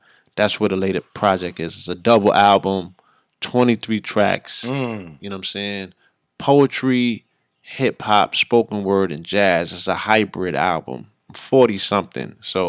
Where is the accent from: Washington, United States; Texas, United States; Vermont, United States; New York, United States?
New York, United States; Bronx; born there; I was born in the Bronx in 75, so we hip-hop, you know what I mean?